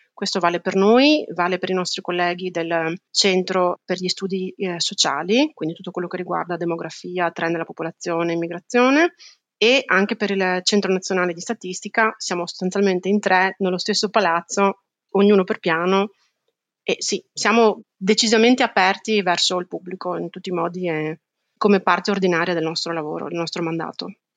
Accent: Italy; moved away as an adult; now in The Hague, Netherlands; nel mio paese di origine

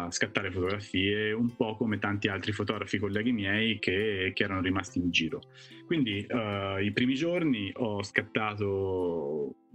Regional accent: Castiglione Fiorentino, Tuscany, Italy; sono toscano di Castiglione Fiorentino in provincia di Arezzo, sono fotografo eh, da circa vent'anni

